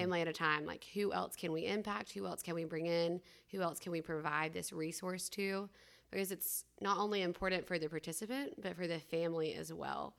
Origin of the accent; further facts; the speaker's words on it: Rome, Georgia, United States; I'm from Rome, Georgia